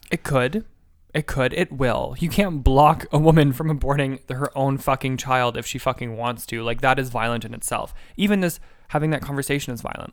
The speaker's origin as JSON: {"language": "English", "country": "Canada", "said": "as a Canadian"}